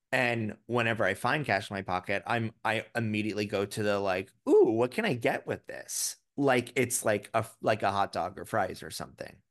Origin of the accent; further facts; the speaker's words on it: Florida, United States; now in New York City, United States; I grew up in Florida